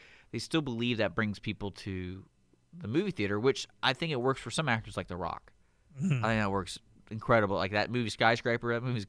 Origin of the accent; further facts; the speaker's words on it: Spring, Texas, United States; I grew up in Spring